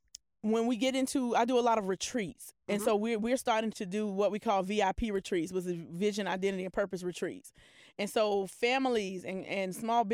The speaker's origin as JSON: {"language": "English", "area": "Polk County", "region": "Florida", "country": "United States", "said": "I'm from Polk County."}